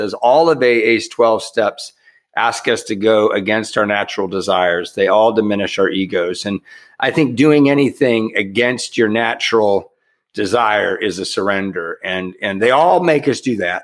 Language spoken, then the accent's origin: English; Southern California, United States; also born or lived in Santa Paula, California / Long Beach, California; I'm from Southern California originally. I normally live in Santa Paula now.